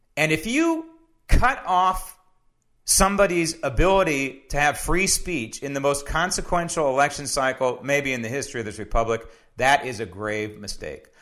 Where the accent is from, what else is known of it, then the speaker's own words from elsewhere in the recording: San Francisco, California, United States; when I was growing up in San Francisco